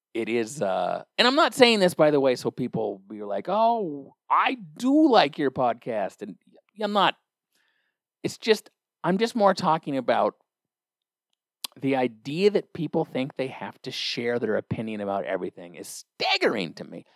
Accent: Olympia, Washington, United States; I'm from Olympia, Washington.

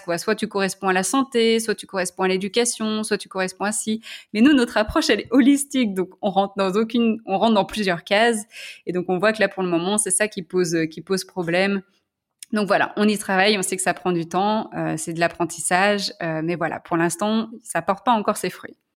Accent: Lyon, Auvergne-Rhône-Alpes, France; moved away as an adult; also born or lived in San Francisco, United States; now in Belgium; je suis lyonnaise

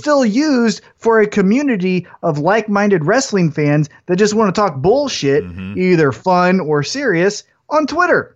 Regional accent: Independence, United States; I'm from Independence

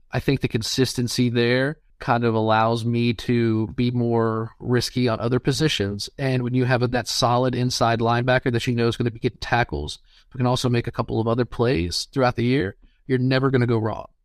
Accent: Cincinnati, Ohio, United States; I'm a Bengals fan. I'm from Cincinnati

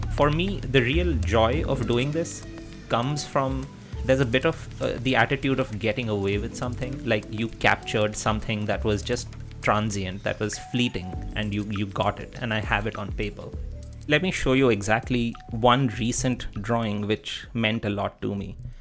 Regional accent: India; moved away as an adult; also born or lived in Netherlands / Wisconsin, United States; I grew up in India, and being a brown male in India is a good thing

